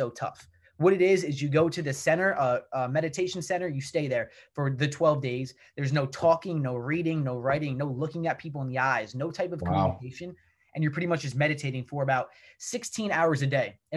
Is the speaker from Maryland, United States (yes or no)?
no; New Jersey, United States; I grew up in New Jersey